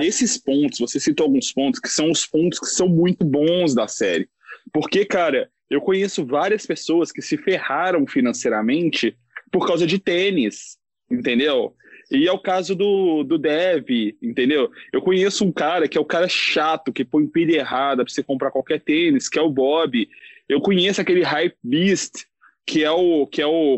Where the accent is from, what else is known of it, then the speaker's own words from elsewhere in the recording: Belo Horizonte, Minas Gerais, Brazil; eu sou de Belo Horizonte